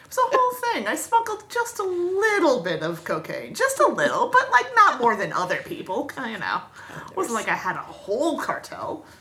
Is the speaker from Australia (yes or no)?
no; Florida, United States; I'm from Florida